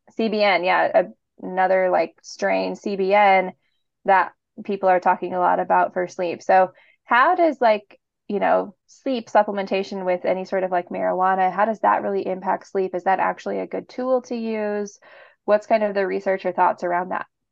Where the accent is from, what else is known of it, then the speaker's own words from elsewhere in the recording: Portland, Oregon, United States; I'm from Portland